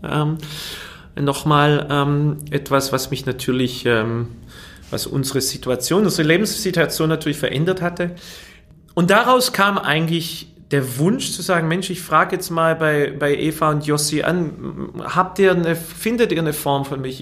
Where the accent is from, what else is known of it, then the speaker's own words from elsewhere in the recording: Fellbach, Baden-Württemberg, Germany; also born or lived in Waiblingen; Ich bin in Weiblingen geboren, aber in Fellbach-Schmieden aufgewachsen.